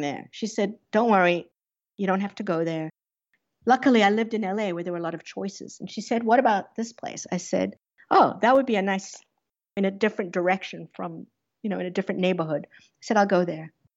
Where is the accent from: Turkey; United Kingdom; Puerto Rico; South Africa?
South Africa; moved away; I grew up under apartheid in South Africa